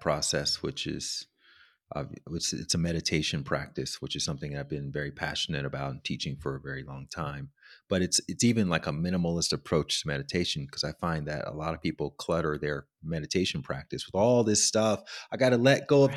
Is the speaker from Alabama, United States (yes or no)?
yes; Alabama, United States; I grew up in Alabama